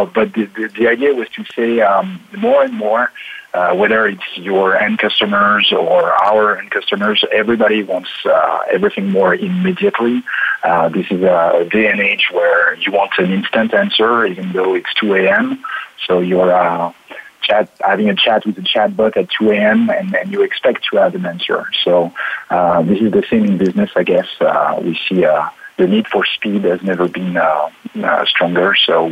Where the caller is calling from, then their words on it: Paris, Île-de-France, France; So I'm calling from Paris in France. I've been working in Paris since I graduated, and I'm still there.